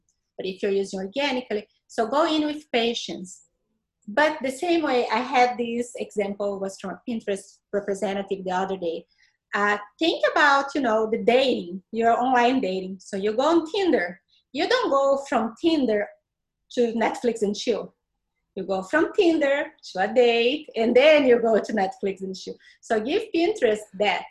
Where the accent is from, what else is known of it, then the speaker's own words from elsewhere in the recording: Brazil; English is a second language; moved away as an adult; now in Tampa Bay, United States; I am from Brazil, was raised in Brazil all my life